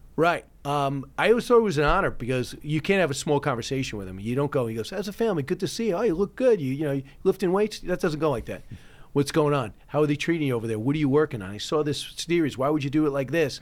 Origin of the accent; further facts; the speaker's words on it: Manhasset, New York, United States; also born or lived in California; My dad owned a bar in Manhasset